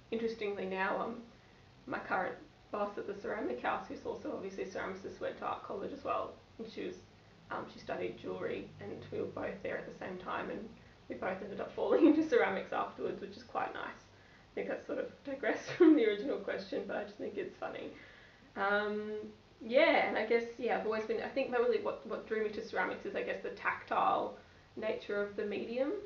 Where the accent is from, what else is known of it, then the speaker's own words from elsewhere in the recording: Gold Coast, Queensland, Australia; also born or lived in Brisbane; growing up on the Gold Coast